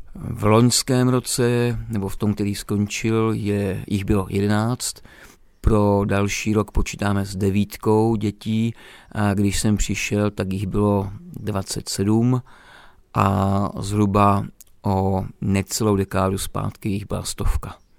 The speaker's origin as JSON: {"language": "Czech", "region": "Moravia", "country": "Czechia", "moved": "as an adult", "lives_now": "Romania", "said": "Já jsem z Moravy"}